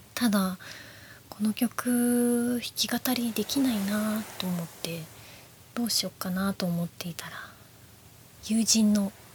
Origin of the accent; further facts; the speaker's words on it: Nara, Japan; 私も実は生まれは奈良県です。